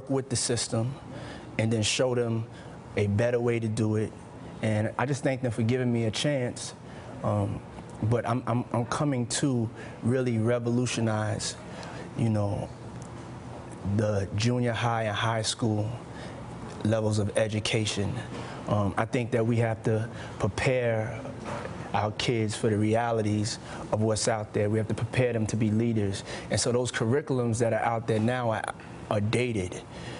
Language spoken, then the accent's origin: English; New York City, New York, United States; I grew up in Harlem